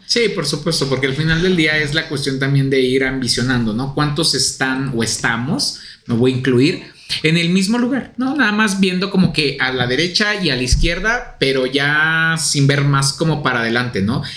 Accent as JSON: {"language": "Spanish", "country": "Mexico", "said": "Traemos el nopal en la frente"}